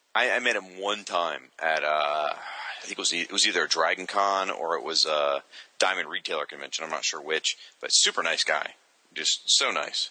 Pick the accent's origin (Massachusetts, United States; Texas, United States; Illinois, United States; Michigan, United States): Michigan, United States; moved away; I was born in Michigan and lived there for several years